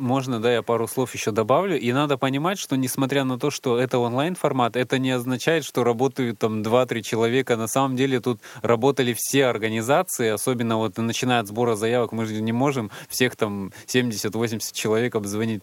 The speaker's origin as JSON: {"language": "Russian", "region": "Siberia", "country": "Russia", "said": "я колхозник из Сибири"}